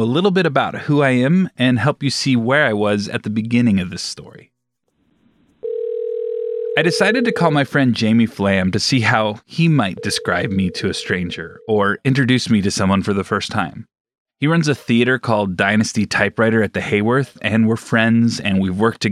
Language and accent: English; Southern California, United States; Growing up in Southern California